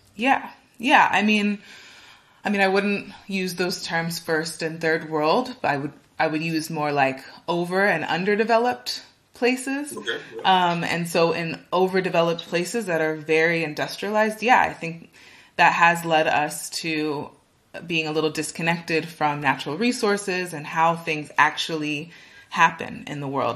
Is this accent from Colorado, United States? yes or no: no; California, United States; moved away as an adult; now in Berlin, Germany; I am originally from California in the United States.